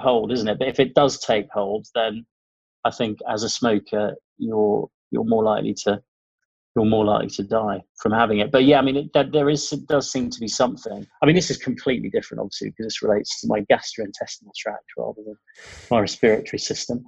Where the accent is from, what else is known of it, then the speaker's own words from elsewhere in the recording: Ipswich, East of England, United Kingdom; moved away as an adult; I was born in Ipswich, of all places